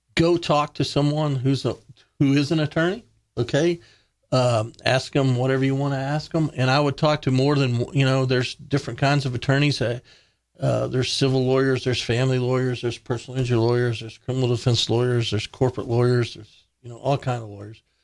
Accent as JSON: {"language": "English", "town": "Big Spring", "region": "Texas", "country": "United States", "tie": "born or raised there", "moved": "as an adult", "lives_now": "Kerrville, United States", "said": "I grew up in West Texas"}